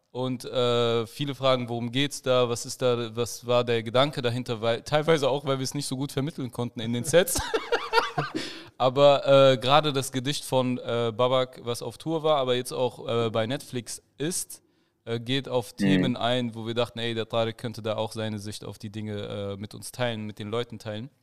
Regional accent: Germany; ich bin hier gebürt, also ich bin hier geboren

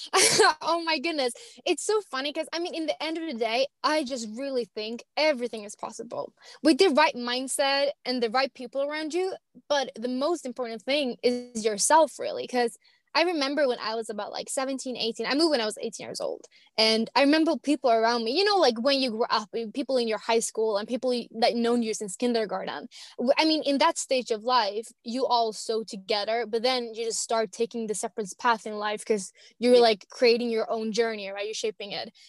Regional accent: Finland; first language Swedish; English is a second language; moved away as an adult; also born or lived in Wilmington, Delaware, United States / Los Angeles, California, United States / London, United Kingdom; now in Alicante, Spain; I'm from Finland originally, but I moved to the States, lived on the East Coast for one year in Wilmington, Delaware as an au pair

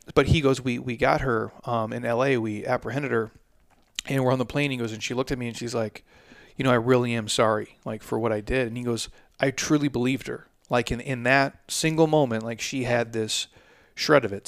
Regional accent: Midwest, United States; I'm approaching forty as a man, and I'm from the Midwest

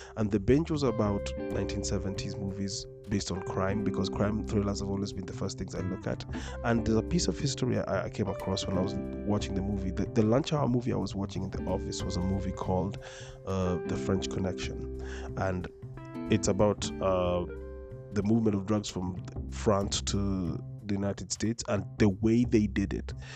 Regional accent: Nairobi, Kenya; I grew up in Dagoretti

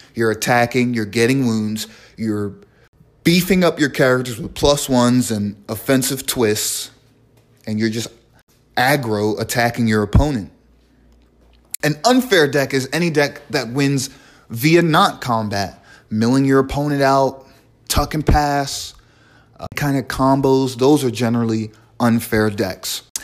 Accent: New York City, New York, United States; also born or lived in Brooklyn, New York; I was born and raised in the Bronx, New York

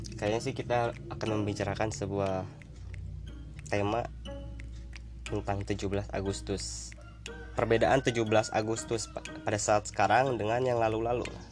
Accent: Bandung, West Java, Indonesia; gua kebetulan orang Bandung nih, orang Sunda nih ya, suku Sunda nih ya.

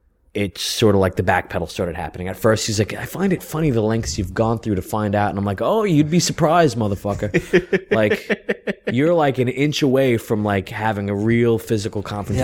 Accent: New York City, New York, United States; I grew up in South Ozone Park.

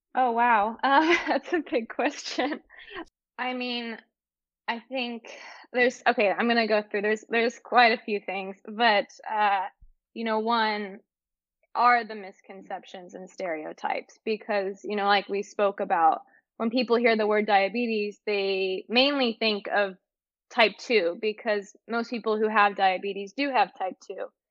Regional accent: Northern California, United States; I grew up in Northern California

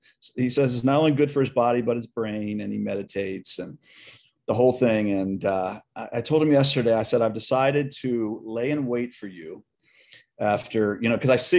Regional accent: Edgewood, United States; moved away; I no longer live there, but I'll always consider Edgewood my hometown

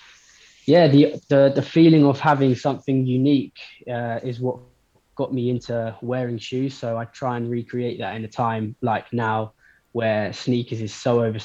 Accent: London, United Kingdom; I'm a sneakerhead from London

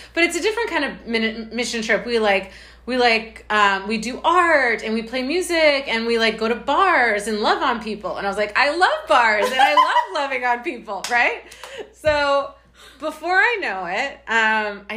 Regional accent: United States; I'm American.

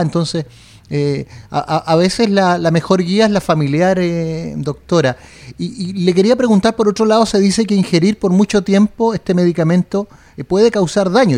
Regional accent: Chile; somos poco los chilenos

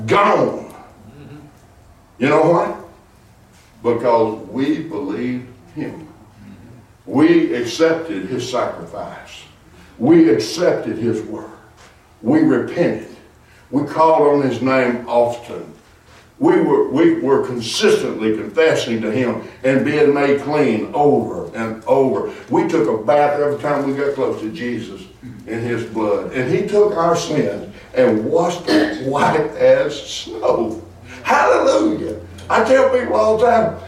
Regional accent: Arkansas, United States; now in Texas, United States; I'm from Arkansas. When I moved to Texas

